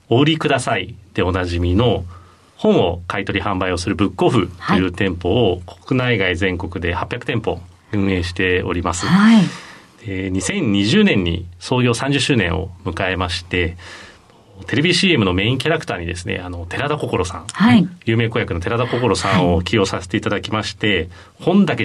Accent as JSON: {"language": "Japanese", "region": "Tokyo", "country": "Japan", "tie": "born or raised there", "also_born_or_lived": "Nagoya / Sapporo", "said": "父親が転勤族だったので、東京生まれだったんですけれども名古屋札幌と移り住んで、はい、小学校の中頃から東京に移り住んでる"}